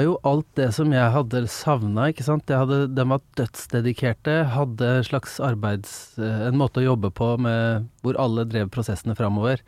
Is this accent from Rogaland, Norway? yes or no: no; Engelsviken, Østfold, Norway; now in Drøbak, Norway; Jeg er fra Engelsviken, som er litt liten krok utafor Fredrikstad. Ja. Um, så jeg sier jo til folk som ikke er veldig godt kjent, så sier jeg er fra Fredrikstad, da. Men det er Engelsviken som er uh, kroken jeg vokste opp